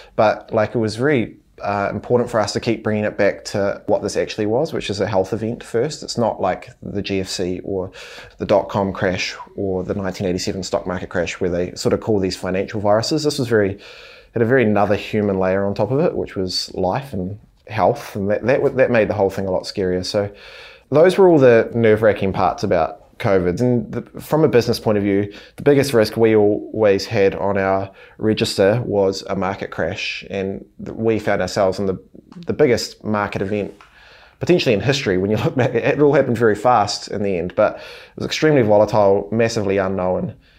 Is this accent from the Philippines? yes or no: no; Hawera, Taranaki, New Zealand; We grew up in Harwada in Taranaki, so a small town.